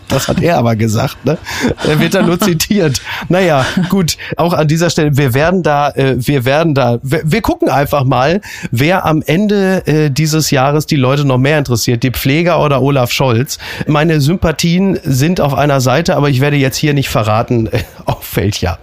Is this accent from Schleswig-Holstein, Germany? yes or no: no; Ruhr area, North Rhine-Westphalia, Germany; ich bin ja ein Kind des Ruhrgebietes